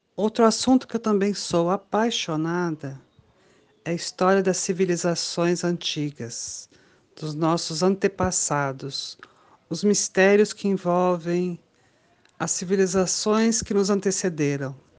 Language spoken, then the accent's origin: Portuguese; Brasília, Federal District, Brazil; Eu sou de Brasília